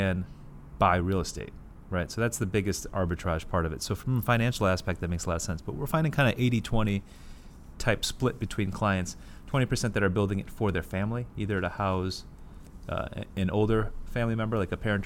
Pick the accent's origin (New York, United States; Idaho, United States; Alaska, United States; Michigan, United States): Michigan, United States; moved away; I grew up in Michigan